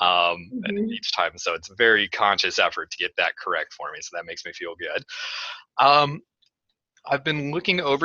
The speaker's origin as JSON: {"language": "English", "town": "Denver", "region": "Colorado", "country": "United States", "moved": "yes", "lives_now": "Nebraska, United States", "said": "I'm also from Denver"}